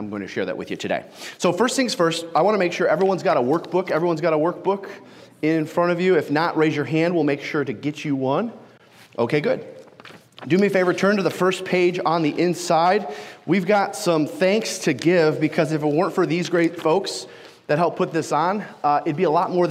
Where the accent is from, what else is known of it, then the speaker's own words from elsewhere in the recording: Detroit, Michigan, United States; I am from Detroit, Michigan. Yes, I'm okay, and no, I've never been shot. I had somebody in Sioux Falls this week ask me on break if I had ever been shot, and nope, I did grow up off of 8 Mile